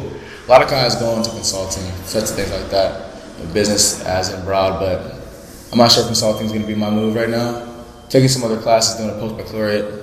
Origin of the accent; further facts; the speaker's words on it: Ohio, United States; I grew up in Ohio